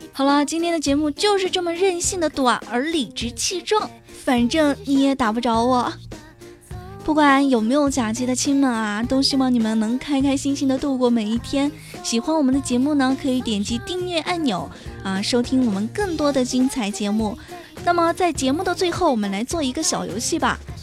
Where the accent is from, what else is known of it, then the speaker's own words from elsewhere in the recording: China; 在我们中国